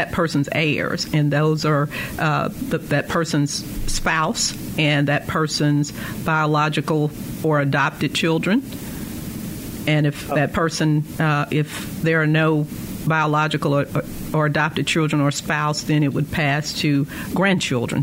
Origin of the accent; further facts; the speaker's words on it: Verona, Mississippi, United States; I grew up in Verona, Mississippi on a farm